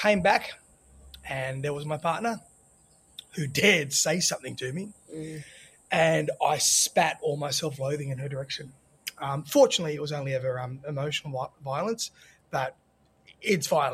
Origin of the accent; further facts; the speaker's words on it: Australia; moved away as an adult; also born or lived in Sydney; now in Los Angeles, United States; growing up in Australia